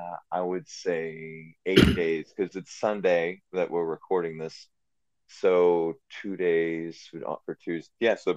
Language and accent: English; Oklahoma, United States; also born or lived in Louisiana; See, I'm from Oklahoma and Louisiana.